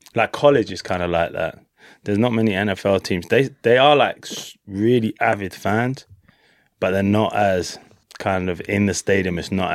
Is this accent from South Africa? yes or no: no; London, United Kingdom; moved away as an adult; now in Dallas, United States; I'm from North London, England.